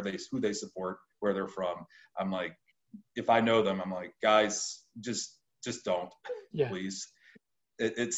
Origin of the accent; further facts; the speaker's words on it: United States; I'm from the United States